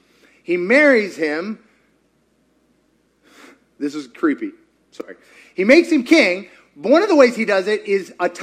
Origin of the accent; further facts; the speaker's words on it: Kentucky, United States; I grew up in Kentucky. We have very interesting family trees.